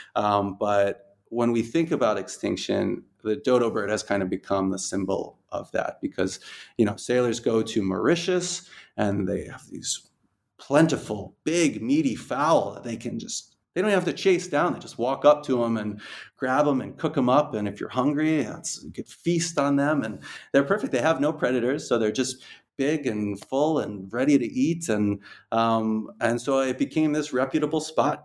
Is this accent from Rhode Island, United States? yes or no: yes; Rhode Island, United States; moved away as an adult; now in Dubai, United Arab Emirates; I'm from Rhode Island